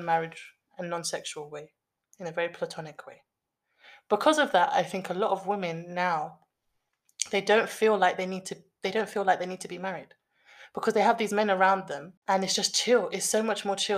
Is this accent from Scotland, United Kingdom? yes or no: no; London, United Kingdom; we are from the West, we are Londoners